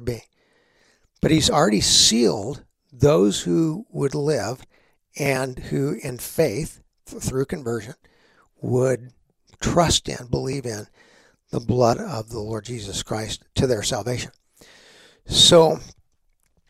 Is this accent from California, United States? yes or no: no; Texas, United States; growing up in Texas